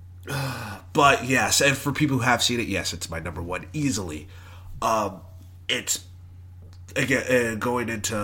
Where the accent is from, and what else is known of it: Irving, Texas, United States; born or raised there